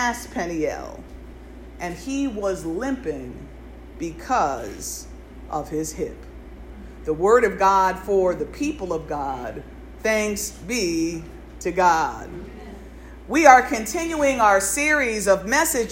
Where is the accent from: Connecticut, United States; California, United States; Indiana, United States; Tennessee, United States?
Connecticut, United States; Norfolk; we grew up here in Connecticut in the northwest corner of the state. And in Norfolk, when I was growing up